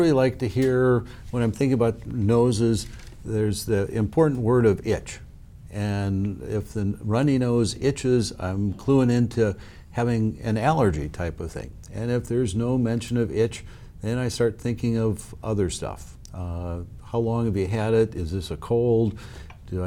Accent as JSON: {"language": "English", "region": "South Dakota", "country": "United States", "tie": "born or raised there", "also_born_or_lived": "Minnesota", "said": "I'm a South Dakota native"}